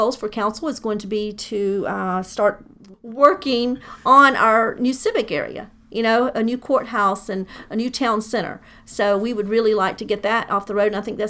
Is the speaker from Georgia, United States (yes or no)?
yes; DeKalb County, Georgia, United States; also born or lived in Doraville; I've lived in Doraville for 30-something years. I grew up in DeKalb County, so I'm very familiar with the area.